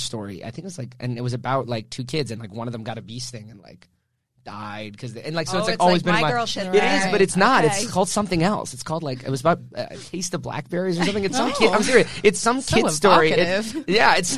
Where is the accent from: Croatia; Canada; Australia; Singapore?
Canada; moved away as an adult; also born or lived in Vancouver; now in Los Angeles, United States; a Canadian actor